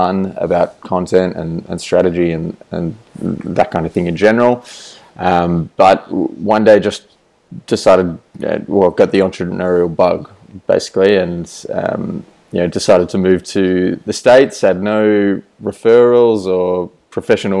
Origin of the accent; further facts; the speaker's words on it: Australia; moved away as an adult; I am Australian. I was living in Australia